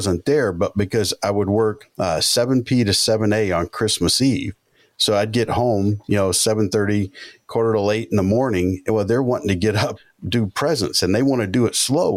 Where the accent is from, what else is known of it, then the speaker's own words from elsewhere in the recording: Georgia, United States; I grew up in Georgia